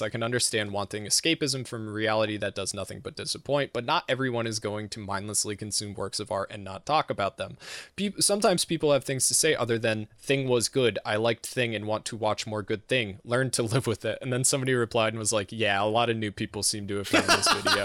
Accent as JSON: {"language": "English", "region": "Massachusetts", "country": "United States", "said": "I'm from Massachusetts"}